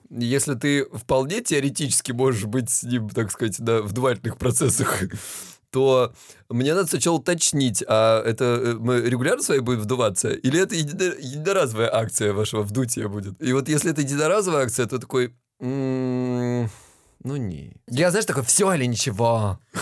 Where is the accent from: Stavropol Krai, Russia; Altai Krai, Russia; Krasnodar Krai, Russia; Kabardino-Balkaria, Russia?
Krasnodar Krai, Russia; now in Lisbon, Portugal; Я с Кубани